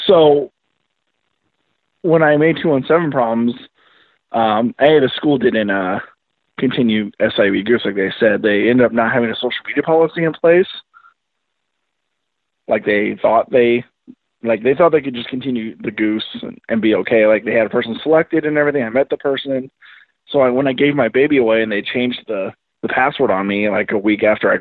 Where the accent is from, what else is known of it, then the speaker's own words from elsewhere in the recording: Pleasant Plains, Illinois, United States; I'm from Pleasant Plains. So I'm near Springfield